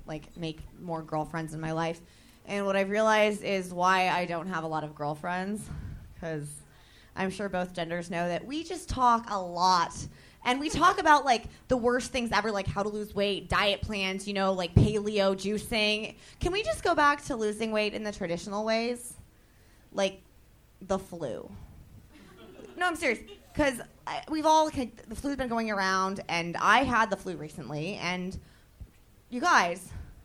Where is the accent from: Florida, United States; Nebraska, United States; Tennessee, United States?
Nebraska, United States; Omaha; moved away; I'm from Omaha, Nebraska, originally